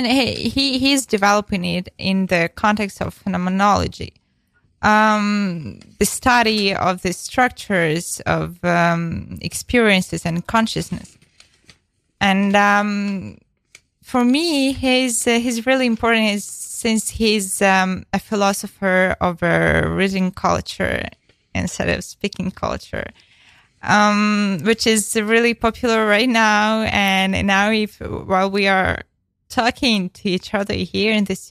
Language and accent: English; Ukraine; first language Ukrainian; English is a second language; Ukrainian was the first, but it's so different when you write in the other language, like English. For me, I can express in English something that I can't in my native language